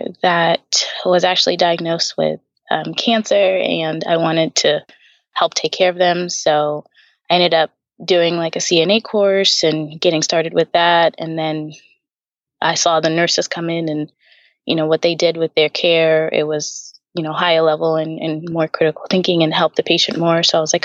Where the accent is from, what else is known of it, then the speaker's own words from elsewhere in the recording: Tanzania; We're from Tanzania originally. So we moved around a couple of places, but mostly in Africa.